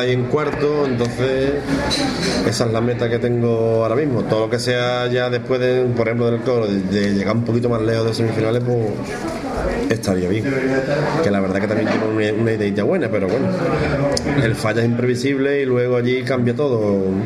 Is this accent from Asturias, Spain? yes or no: no; Cádiz, Andalusia, Spain; como decimos que en Cádiz